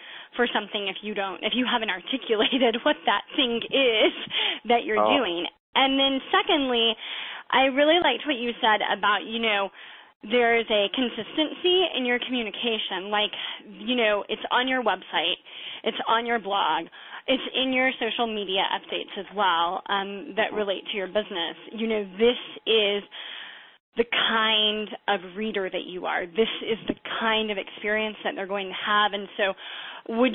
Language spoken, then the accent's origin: English; San Antonio, Texas, United States; my hometown of San Antonio